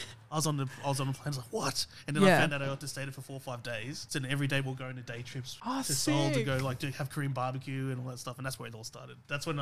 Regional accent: Sydney, New South Wales, Australia; growing up in Para

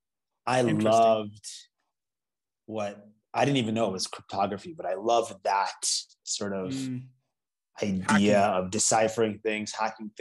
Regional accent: Orlando, Florida, United States; also born or lived in Toronto, Canada; So I grew up in Orlando, Florida

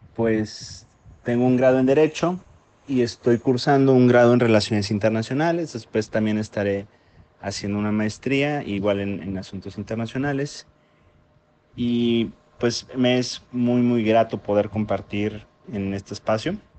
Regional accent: Mexico; soy de México

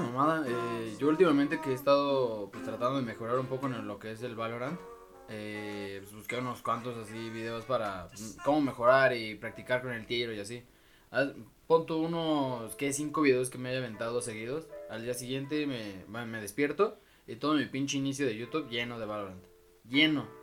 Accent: State of Mexico, Mexico; por mi pueblo, en el Estado de México

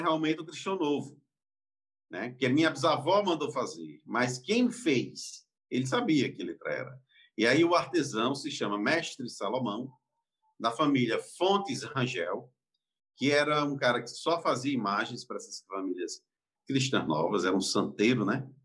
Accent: Campina Grande, Paraíba, Brazil; eu nasci em Campina Grande, vim em Campina Grande, e lá não tinha judeu

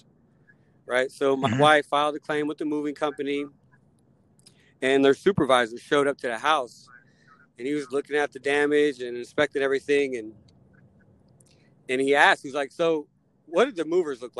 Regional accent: Elkhart, Indiana, United States; moved away as an adult; I grew up in Northern Indiana, halfway in between Detroit and Chicago

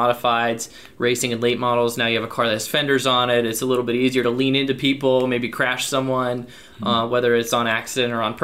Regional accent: Cedar Rapids, Iowa, United States; So there's one asphalt track in Cedar Rapids, Iowa, my hometown, called Hawkeye Downs Speedway.

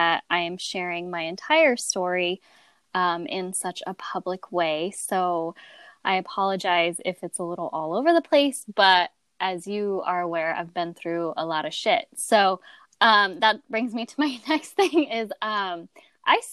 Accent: Phoenix, Arizona, United States; also born or lived in Loveland, Colorado; I was born in Loveland, Colorado, but I spent the majority of my young childhood in Phoenix

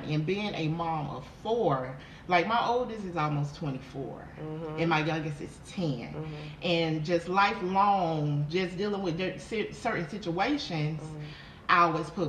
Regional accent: Haines City, Florida, United States; moved away as an adult; also born or lived in Orlando, Florida; now in Texas, United States; I moved from Florida. I was born and raised in Florida. Mm-hmm. Shout out to Haines City, Florida.

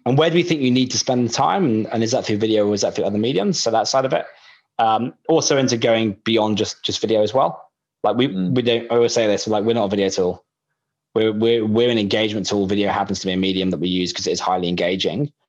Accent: United Kingdom; now in Australia; I'm British

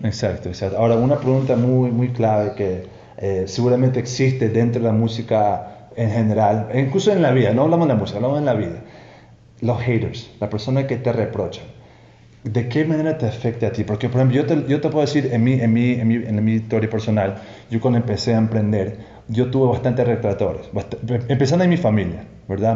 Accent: Toronto, Ontario, Canada; moved away as an adult; now in Ecuador; yo obviamente soy de Toronto, Canadá.

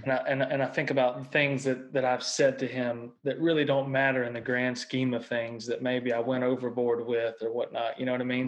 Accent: Mississippi, United States; I was born and raised in Mississippi

